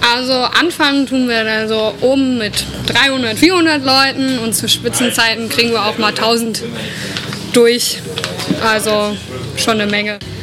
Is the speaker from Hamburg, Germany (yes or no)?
no; the region around Eschwege, Hesse, Germany; dass ich hier aus der Region komme, bin ich schon als seit kleines Kind immer aufs Festival gegangen